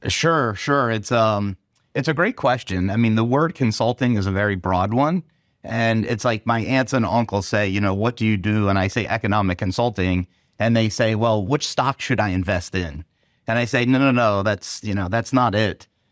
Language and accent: English; Gettysburg, Pennsylvania, United States; I grew I grew up in Gettysburg.